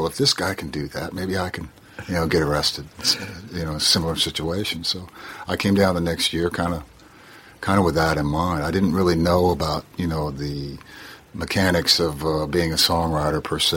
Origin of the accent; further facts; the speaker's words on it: United States; moved away as an adult; also born or lived in Nashville; kid from a cornfield